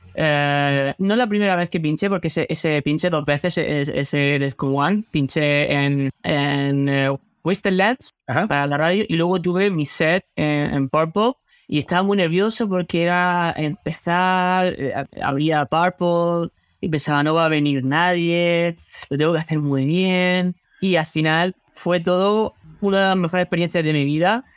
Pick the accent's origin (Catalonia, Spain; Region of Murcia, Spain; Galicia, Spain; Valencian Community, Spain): Region of Murcia, Spain; born or raised there; moved away as an adult; also born or lived in Granada / Águilas; now in Netherlands